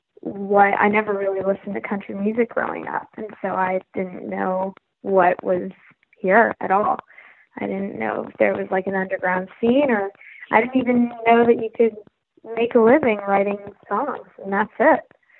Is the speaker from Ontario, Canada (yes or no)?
no; Vancouver, British Columbia, Canada; moved away as an adult; now in Nashville, United States; when I came to Nashville, I came from Vancouver, Canada